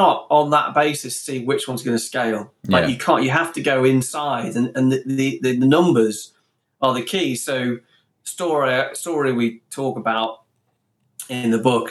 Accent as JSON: {"language": "English", "town": "Stoke-on-Trent", "region": "West Midlands", "country": "United Kingdom", "said": "two boys from Stoke"}